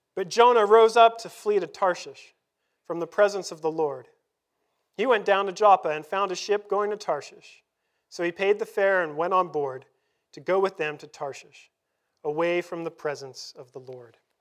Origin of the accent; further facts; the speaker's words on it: Canada; also born or lived in Vancouver; we're Canadian